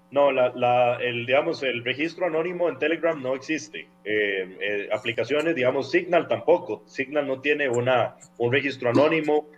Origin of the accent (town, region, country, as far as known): Costa Rica